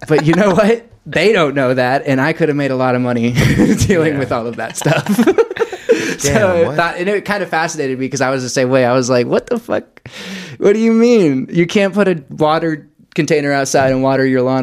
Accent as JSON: {"language": "English", "region": "Colorado", "country": "United States", "tie": "born or raised there", "also_born_or_lived": "Blue Springs, Missouri", "said": "I moved to Colorado. So I grew up here"}